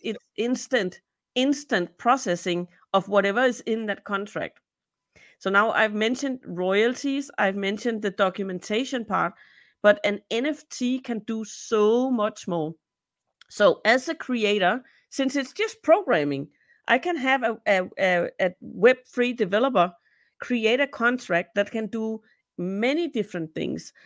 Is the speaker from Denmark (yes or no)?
yes; Denmark; also born or lived in Peru; I'm from Denmark, so I live in Copenhagen